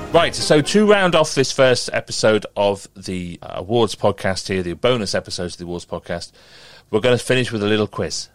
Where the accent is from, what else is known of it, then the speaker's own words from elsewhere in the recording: Merseyside, North West England, United Kingdom; I grew up on Merseyside